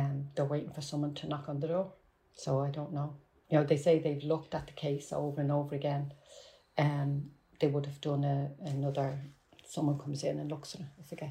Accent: Dublin, Leinster, Ireland; accent: Dublin; my Dublin accent

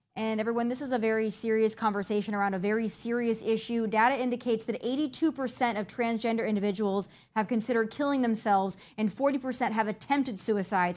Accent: Midwest, United States; I'm from the Midwest

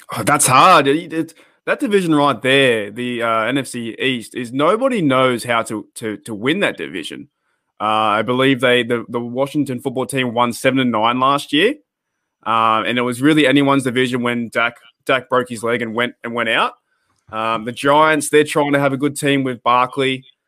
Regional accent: Australia; being an Australian fan

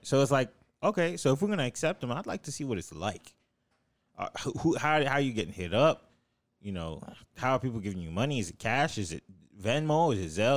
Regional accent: the South, United States; I'm from the South.

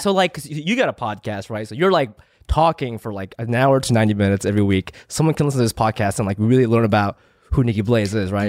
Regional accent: Chiba, Japan; now in Los Angeles, United States; I was born there

